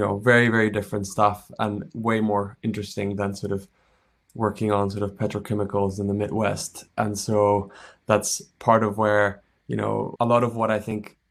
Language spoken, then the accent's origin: English; Chile; moved away; also born or lived in United States; I'm from Chile. I grew up there